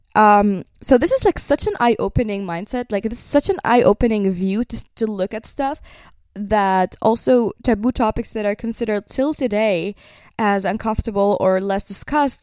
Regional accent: Nazareth, Northern District, Israel; I was born in Nazareth. That means I grew up with two religions

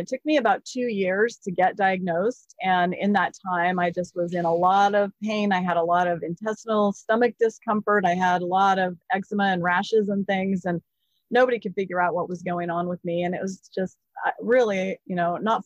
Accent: Jackson, Wyoming, United States; moved away; also born or lived in Seattle; I grew up in Jackson Hole, Wyoming

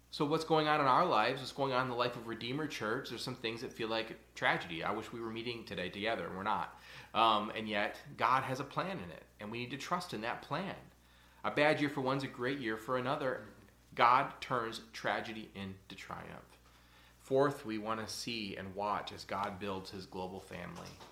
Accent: United States; as American Christians

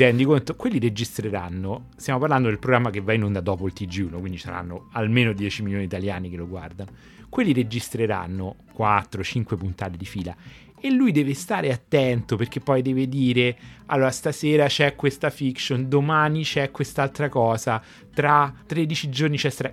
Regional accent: Rome, Lazio, Italy; accent: Roman; col mio accento romano

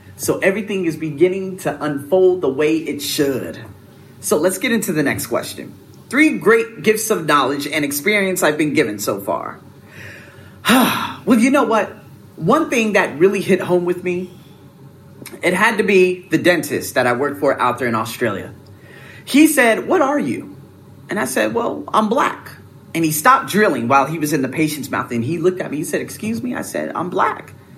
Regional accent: United States; I'm American

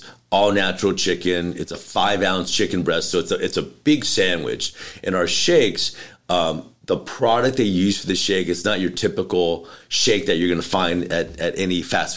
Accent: Los Angeles, California, United States; I grew up in North Hollywood

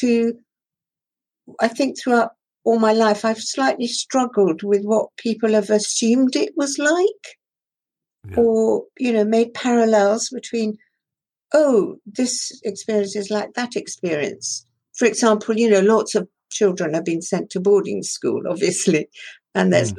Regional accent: Shanklin, South East England, United Kingdom; first language Persian; English is a second language; also born or lived in Tehran, Iran; When I was six years old, I was sent from Tehran to Shanklin on the Isle of Wight um, and to boarding school there.

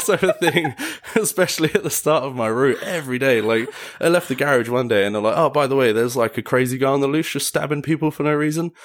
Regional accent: Enfield, London, United Kingdom; moved away as an adult; now in Mayrhofen, Austria; originally from Enfield, North London

